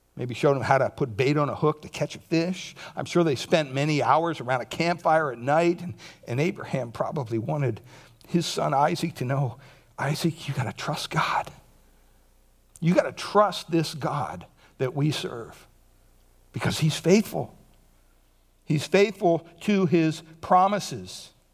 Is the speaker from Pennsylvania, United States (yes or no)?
yes; Montoursville, Pennsylvania, United States; moved away; my hometown, Montoursville, Pennsylvania.